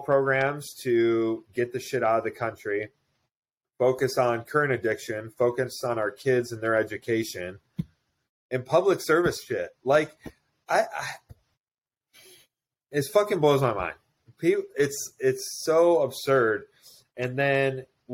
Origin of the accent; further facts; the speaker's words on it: United States; I'm an Italian-American. No, I'm fucking American.